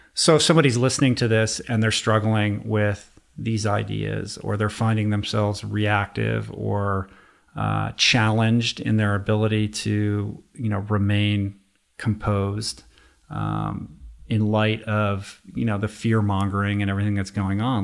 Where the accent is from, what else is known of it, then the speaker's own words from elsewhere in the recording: Washington, District of Columbia, United States; moved away as an adult; now in Los Angeles, United States; I grew up in Washington, D C. I grew up in politics